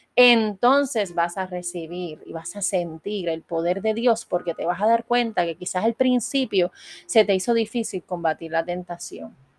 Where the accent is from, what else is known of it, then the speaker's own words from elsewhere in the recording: Puerto Rico; yo soy puertorriqueña